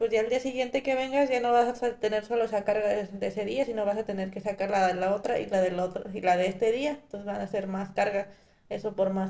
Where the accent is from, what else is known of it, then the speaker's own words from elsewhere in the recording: Valle de Santiago, Guanajuato, Mexico; Ok, está situado en Guanajuato, está aproximadamente a una hora y media de Guanajuato.